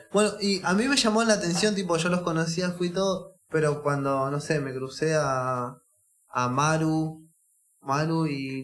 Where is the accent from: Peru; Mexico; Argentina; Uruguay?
Argentina; Escobar, Buenos Aires Province; nosotros somos de Escobar. yo Le digo, yo soy de allá.